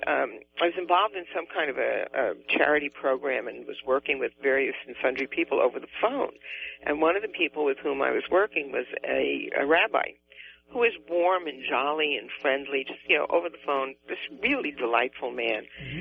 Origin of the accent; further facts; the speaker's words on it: New York City, New York, United States; accent: Bronx; now in California, United States; both of my parents were from New England, and when I first started school in the Bronx